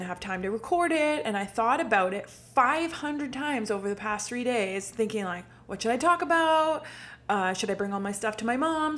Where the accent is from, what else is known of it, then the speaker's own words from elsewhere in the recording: Manotick, Ontario, Canada; now in Ottawa, Canada; I grew up in Manotick, but for the past 3 years or so, I've been living in downtown Ottawa